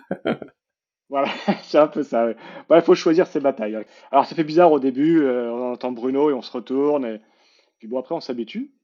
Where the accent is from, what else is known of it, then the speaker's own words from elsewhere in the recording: Paris, Île-de-France, France; je suis parisien born and raised